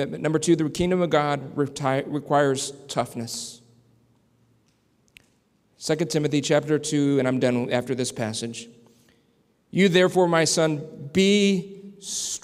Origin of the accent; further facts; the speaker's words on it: San Antonio, Texas, United States; now in Southern Indiana, United States; I grew up in San Antonio, Texas, where they train a lot of military folks